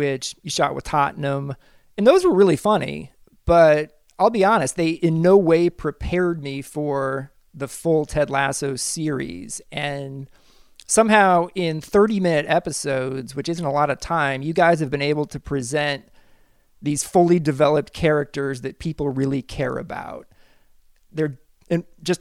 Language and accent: English; Kansas, United States; I went to Shawnee Mission East High School in the same area